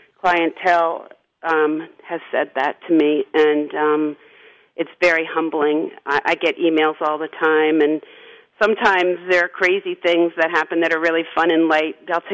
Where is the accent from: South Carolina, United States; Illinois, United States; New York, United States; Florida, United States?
New York, United States; outside of New York City, United States; I grew up in outside of New York City, where nobody talked about astrology.